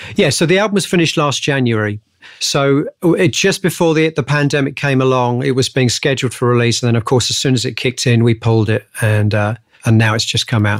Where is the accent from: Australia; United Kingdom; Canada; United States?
United Kingdom; Hemel Hempstead, East of England; I grew up just outside of Hemel, uh, just outside of London, a place called Hemel Hempstead.